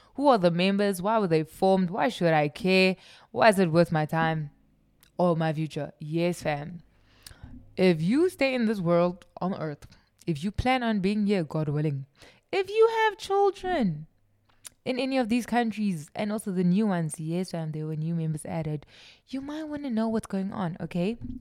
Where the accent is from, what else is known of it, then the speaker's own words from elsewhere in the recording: South Africa; I'm South African